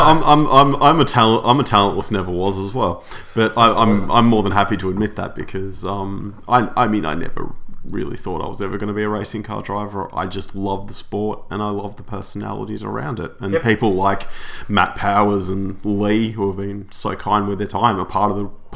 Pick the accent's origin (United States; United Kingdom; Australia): Australia; As an Australian